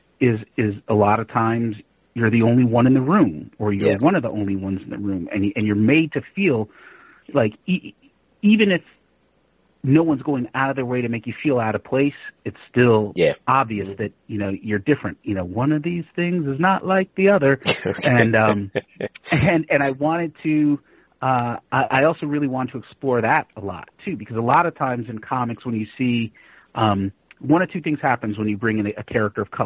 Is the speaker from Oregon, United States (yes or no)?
yes; Portland, Oregon, United States; also born or lived in Connecticut; I grew up, I went to junior high and high school in Portland